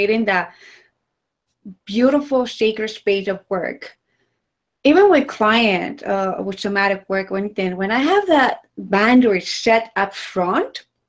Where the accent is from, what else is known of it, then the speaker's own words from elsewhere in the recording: Ecuador; moved away; I'm from Ecuador. So when I traveled to Ecuador, and since I was little